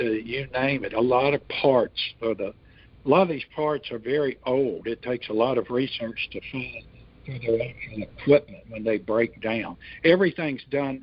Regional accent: Houston, Texas, United States; I was born in Houston, Northwest Houston, which was what we called out in the country at that time

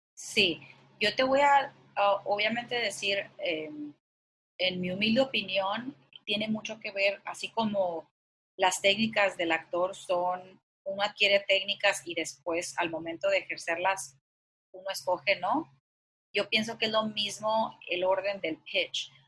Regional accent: Culiacán, Sinaloa, Mexico; moved away; also born or lived in New York; yo soy de Culiacán, Sinaloa

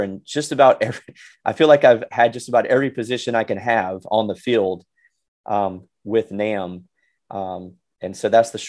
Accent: Mississippi, United States; moved away as an adult; also born or lived in Hattiesburg, Mississippi; now in Lowell, United States; So I was raised in Mississippi, went to school and at Southern Miss in Hattiesburg. And after graduating there, I moved to the New England area, just northwest of Boston, in a place called Lowell, where I've been for the last 20 years.

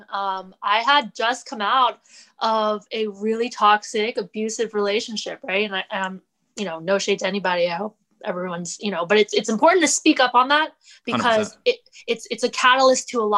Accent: Fairfax, Virginia, United States; I'm from a suburban area. I'm from Fairfax.

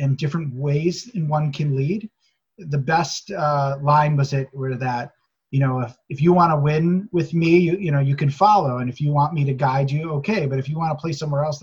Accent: Chicago, Illinois, United States; growing up in Chicago, in those suburbs

